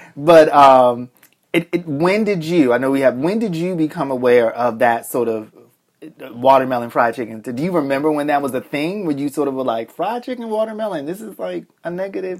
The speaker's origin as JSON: {"language": "English", "town": "Boston", "region": "Massachusetts", "country": "United States", "tie": "born or raised there", "also_born_or_lived": "Alabama", "said": "I grew up in Boston"}